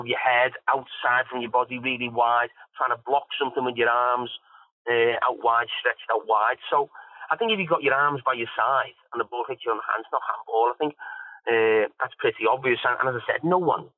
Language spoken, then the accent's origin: English; England, United Kingdom; as an Englishman